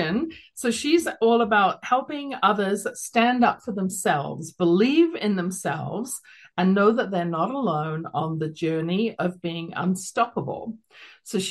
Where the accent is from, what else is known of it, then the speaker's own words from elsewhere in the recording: London, United Kingdom; now in Calgary, Canada; you can tell from my accent, originally from London, England